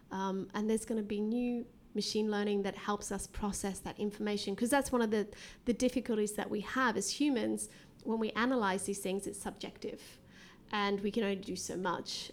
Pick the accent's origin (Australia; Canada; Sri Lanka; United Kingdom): Australia; moved away; I'm actually from Australia